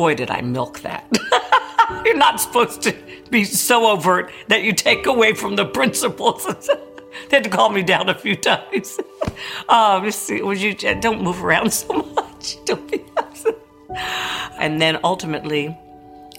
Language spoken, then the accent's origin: English; Paris, Île-de-France, France; where I was born in Paris